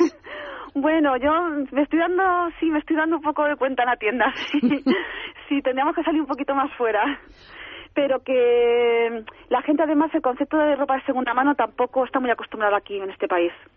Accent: Alicante, Valencian Community, Spain; moved away as an adult; now in Madrid, Spain; yo soy de Alicante y yo me he venido a Madrid a montarme la tienda

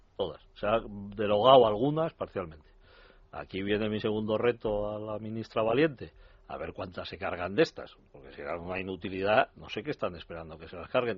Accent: Valencian Community, Spain; mi pueblo, en Valencia

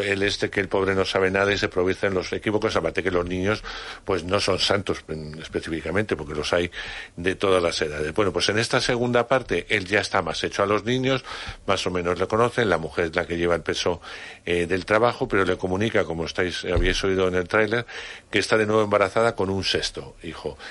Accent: Palencia, Castile and León, Spain; moved away; desde mi pueblo en Palencia

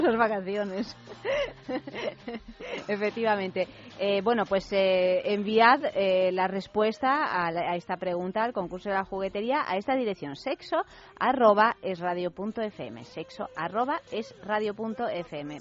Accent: Soria, Castile and León, Spain; en mi pueblo, que es, eh, que es Soria

